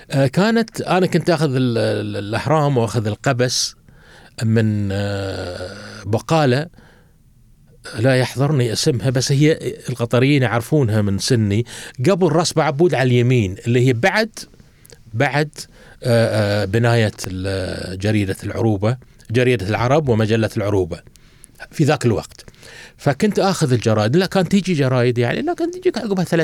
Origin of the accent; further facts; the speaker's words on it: Doha, Qatar; كنت اخرج انا وجدي الله يرحمه نمشي من مشيرب او قصدي من بيتنا في في فريج عبد العزيز الى وين سوق واقف